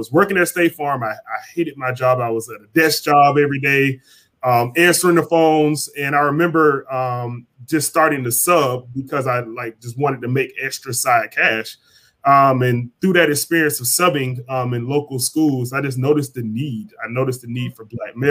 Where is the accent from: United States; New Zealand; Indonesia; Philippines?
United States; Jacksonville, Florida; growing up on the East Side